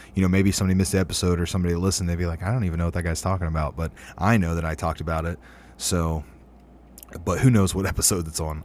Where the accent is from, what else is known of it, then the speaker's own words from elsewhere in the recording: Ohio, United States; local to Ohio, my home state